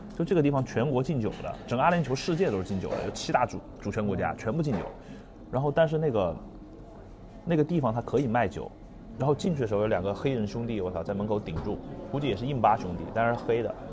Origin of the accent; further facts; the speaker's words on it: Guilin, Guangxi, China; 就是有点像我老家桂林